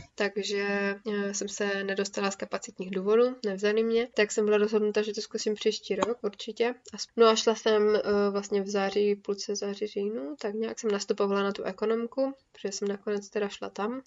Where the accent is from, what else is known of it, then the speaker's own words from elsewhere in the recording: Ostrava, Moravian-Silesian Region, Czechia; u nás v Ostravě